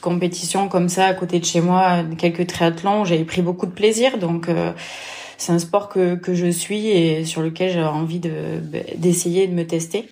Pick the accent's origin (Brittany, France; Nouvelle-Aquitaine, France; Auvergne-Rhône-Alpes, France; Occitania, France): Occitania, France; Lozère; also born or lived in Vichy; je suis née en Lozère